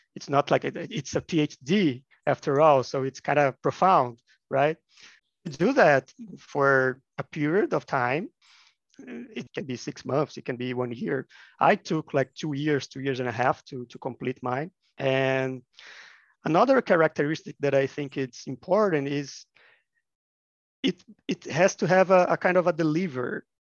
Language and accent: English; Minas Gerais, Brazil; I'm from Minas Gerais, which is a state of Brazil